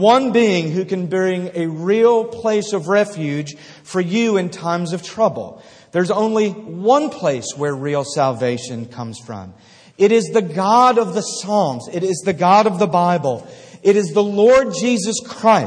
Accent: outside of Philadelphia, Pennsylvania, United States; I grew up outside of Philadelphia

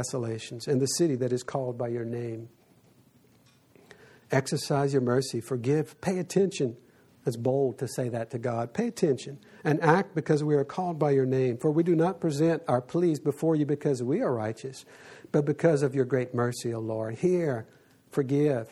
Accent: South Louisiana, United States; I grew up in South Louisiana

